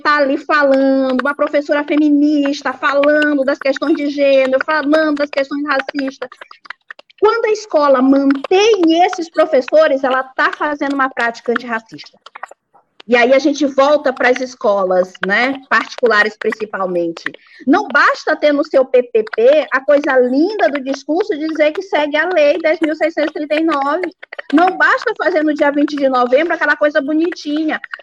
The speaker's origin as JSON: {"language": "Portuguese", "town": "São Luís", "region": "Maranhão", "country": "Brazil", "moved": "as an adult", "lives_now": "Pedreiras, Brazil", "said": "eu sou de São Luís e estou em pedreiras já há mais de quatro anos"}